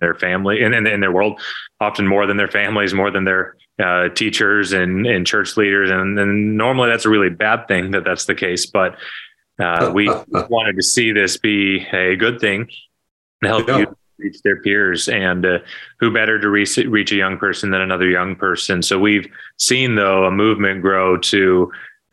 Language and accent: English; Arkansas, United States; also born or lived in New Jersey / Chicago area; now in Chicago, United States; grew up in Arkansas